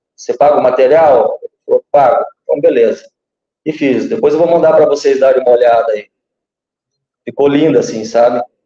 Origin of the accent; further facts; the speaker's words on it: Guaíra, Paraná, Brazil; Nasci em Guaíra, dia 1 de maio de 1980, na terra das antigas Sete Quedas, do Rio Paraná. Aqui a gente faz fronteira com o Paraguai, divisa com o Mato Grosso do Sul